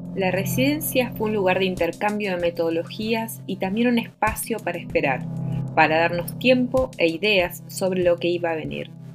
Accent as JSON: {"language": "Spanish", "country": "Argentina", "moved": "as an adult", "lives_now": "Chile", "said": "Yo soy artista y gestora argentina y me encuentro viviendo en Chile desde 2015"}